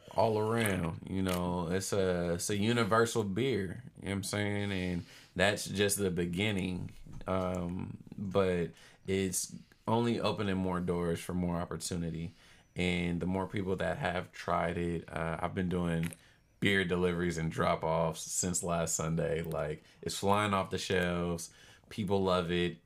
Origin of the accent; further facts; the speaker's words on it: Oakland, California, United States; also born or lived in Charlotte, North Carolina; I'm from Oakland, born and raised